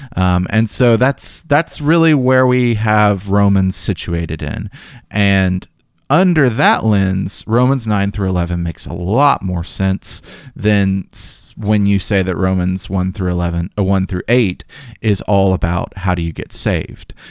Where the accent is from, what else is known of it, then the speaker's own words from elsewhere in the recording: Memphis, Tennessee, United States; growing up in Memphis